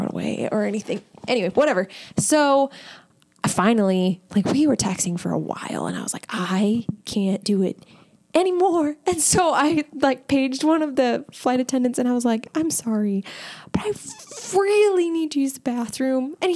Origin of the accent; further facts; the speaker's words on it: Midwest, United States; We are all from the Midwest